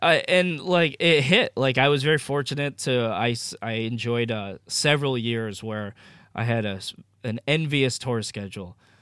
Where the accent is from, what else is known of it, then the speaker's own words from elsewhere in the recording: Maine, United States; moved away as an adult; also born or lived in Northern California; growing up in Maine